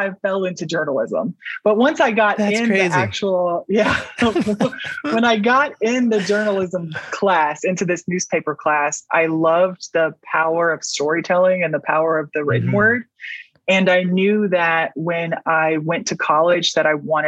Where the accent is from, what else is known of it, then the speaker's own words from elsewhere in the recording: Atlanta, Georgia, United States; I grew up mostly in Metro Atlanta